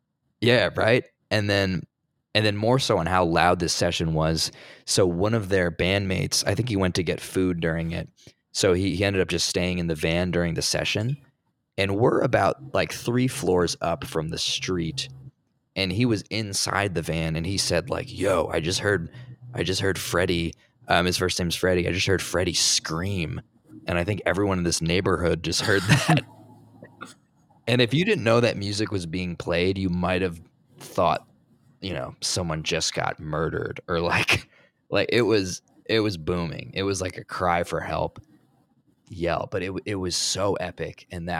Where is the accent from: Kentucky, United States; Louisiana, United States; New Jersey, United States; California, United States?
New Jersey, United States; But I'm from New Jersey originally.